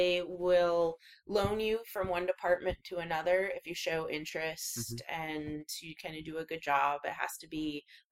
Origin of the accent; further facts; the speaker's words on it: Spokane, Washington, United States; I grew up in Spokane, Washington.